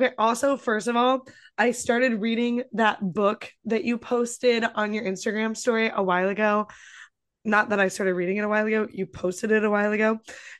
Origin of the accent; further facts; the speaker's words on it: Midwest, United States; moved away; growing up in the Midwest